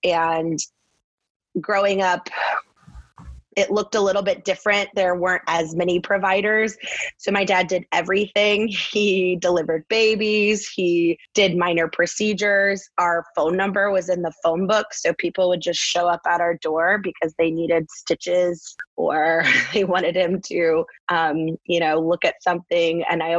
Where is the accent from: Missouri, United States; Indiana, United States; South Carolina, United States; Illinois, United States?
Missouri, United States; Maryville; I grew up in Maryville, Missouri, which is northwest corner of the state. You're an hour from Nebraska, an hour and a half-ish from Kansas City, 20-ish miles from the Iowa border